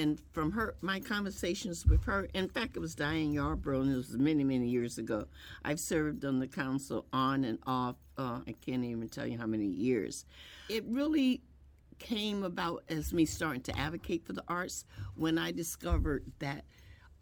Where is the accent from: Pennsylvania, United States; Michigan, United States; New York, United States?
Pennsylvania, United States; Philadelphia; now in Springfield, United States; I grew up in Philadelphia